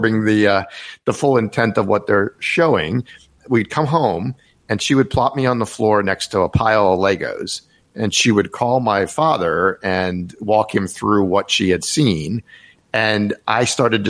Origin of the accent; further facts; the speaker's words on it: Rockville, Maryland, United States; now in Washington, D.C., United States; I grew up in Rockville, Maryland, which is not that far outside of DC